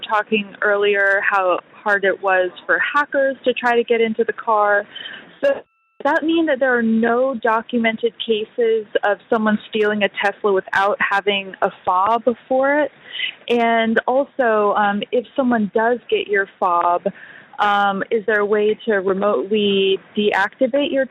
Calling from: New York, United States; Sorry it's kind of loud. I'm calling from LaGuardia.

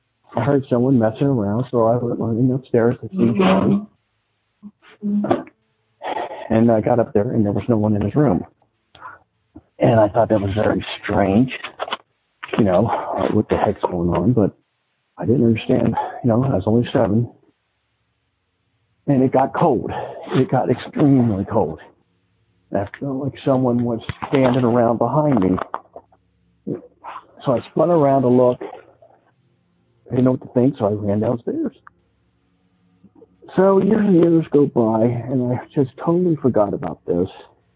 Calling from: Cincinnati, Ohio, United States; I'm calling from Cincinnati, Ohio.

